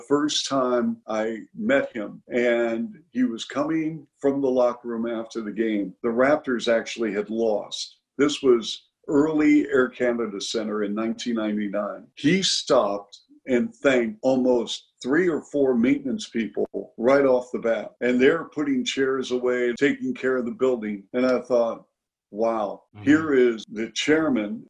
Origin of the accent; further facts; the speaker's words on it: Seattle, Washington, United States; moved away as an adult; also born or lived in Chicago / Toronto; growing up in Seattle